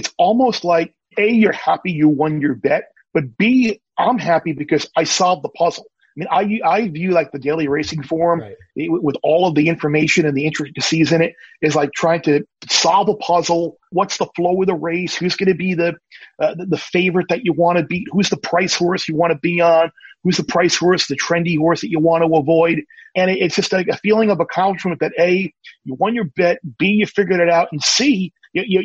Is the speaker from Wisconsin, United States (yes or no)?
no; Long Island, New York, United States; moved away as an adult; also born or lived in Miami; Growing up on Long Island